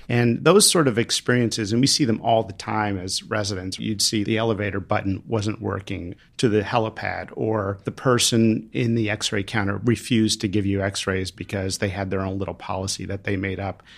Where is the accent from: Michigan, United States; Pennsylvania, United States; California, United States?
Pennsylvania, United States; my home state of Pennsylvania